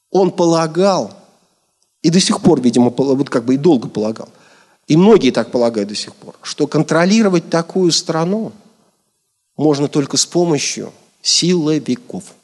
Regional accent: Kazakhstan; Я сам родился в Казахстане в семье военного.

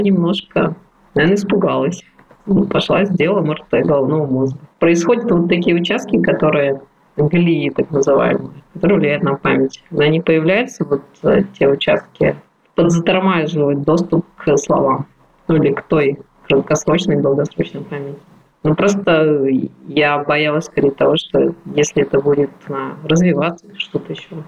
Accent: Irkutsk, Irkutsk Oblast, Russia; moved away; в моем родном городе Иркутске

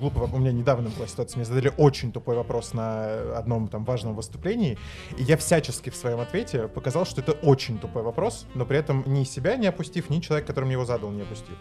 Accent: Moscow, Russia; Я москвич, я родился в Москве, вырос в Москве

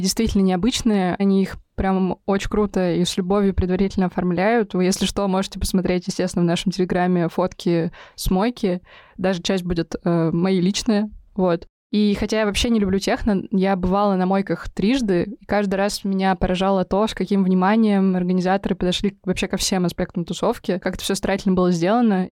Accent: Kirov, Kirov Oblast, Russia; в моем родном городе Кирове

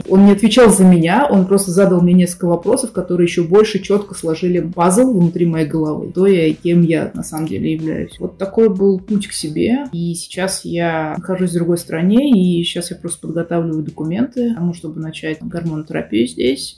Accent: Russia; moved away as an adult; Сейчас я уехал из России

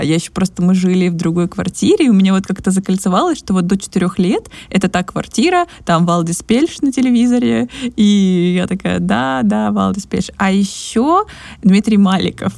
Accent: Krasnodar, Krasnodar Krai, Russia; у меня в моем родном городе, то есть в москве это побольше, но э, в Краснодаре

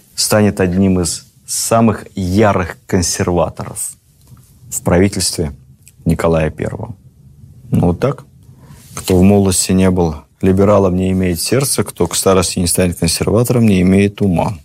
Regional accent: Moscow, Russia; как москвич

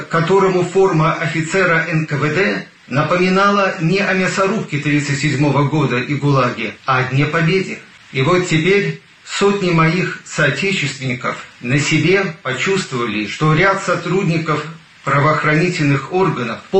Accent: Belarus; Как и все белорусы

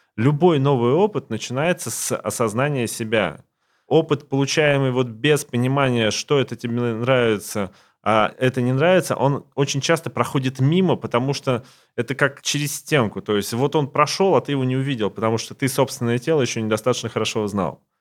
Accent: Siberia, Russia; now in Moscow, Russia; я сам не из Москвы, я из Сибири, и вырос в очень маленьком городке

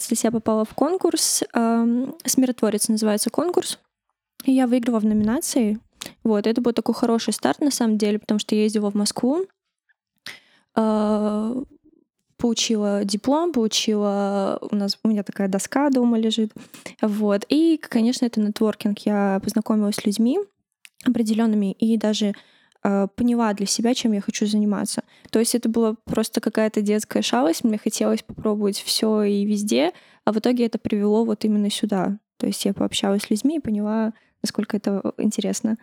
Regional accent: Tashkent, Uzbekistan; now in Russia; я росла э, в Ташкенте, в русской среде, училась в русском классе, в русской школе

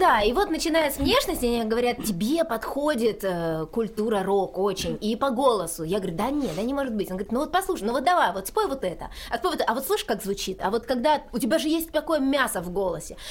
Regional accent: Kochubeyevskoye, Stavropol Krai, Russia; now in Rostov-on-Don, Russia; я из Ставропольского края, села Кочебеевского

